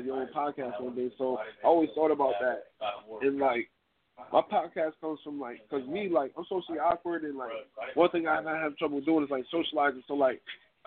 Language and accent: English; Syracuse, New York, United States; I'm from Syracuse, New York.